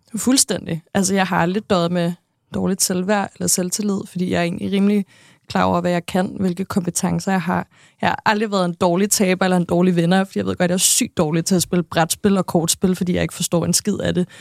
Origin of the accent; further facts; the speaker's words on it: Næstved, Zealand, Denmark; jeg er født og vokset i Næstved